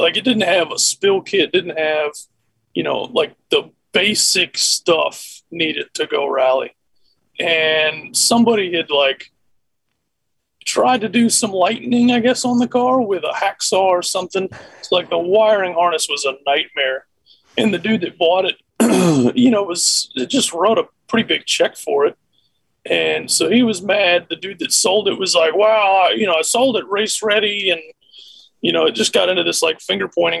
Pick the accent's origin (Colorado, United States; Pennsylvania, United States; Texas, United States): Texas, United States; Austin; I was born and raised in Austin